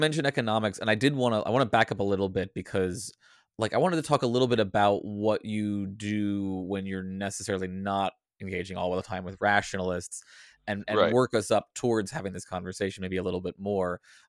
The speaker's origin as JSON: {"language": "English", "country": "United States", "said": "I'm an American."}